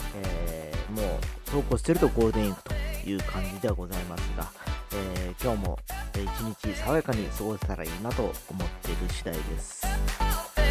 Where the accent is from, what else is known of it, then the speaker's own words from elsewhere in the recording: Fukuoka, Japan; 福岡は僕の地元